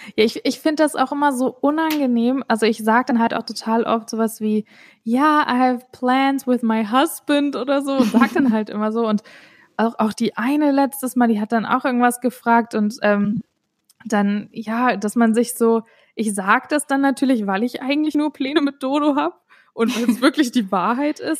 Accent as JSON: {"language": "German", "country": "Germany", "moved": "yes", "said": "ich komme selber aus Deutschland und bin Deutsche"}